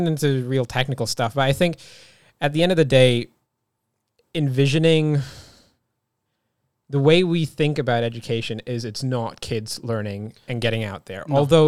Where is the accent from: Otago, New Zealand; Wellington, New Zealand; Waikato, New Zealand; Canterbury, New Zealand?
Otago, New Zealand; Dunedin; I was born here, but I was born in Dunedin, which is a very, you know, not culturally diverse place in New Zealand. But even in saying that, my school in Dunedin was incredibly culturally diverse.